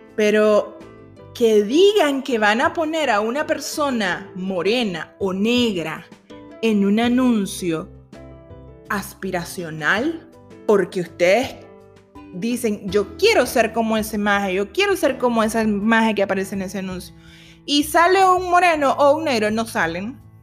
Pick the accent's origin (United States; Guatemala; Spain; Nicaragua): Nicaragua; los nicaragüenses que somos